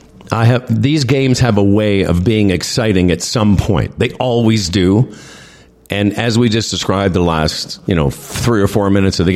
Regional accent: Moose Jaw, Saskatchewan, Canada; I grew up in Moose Jaw

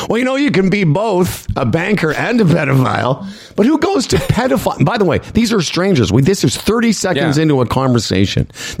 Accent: Moose Jaw, Saskatchewan, Canada; also born or lived in Toronto / Vancouver; I said, well, I'm actually from Moose Jaw originally. So I've been to Medicine Hat.

